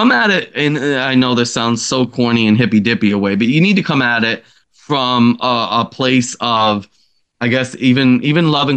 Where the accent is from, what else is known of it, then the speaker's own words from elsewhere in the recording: upstate New York, United States; upstate New York has a lot of beautiful area. And I just honestly, I don't want to leave it, you know, it's my home. It's where I grew up.